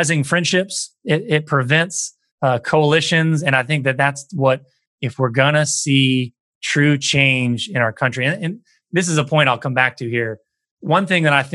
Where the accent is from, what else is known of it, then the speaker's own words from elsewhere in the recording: the American South, United States; I grew up in the American South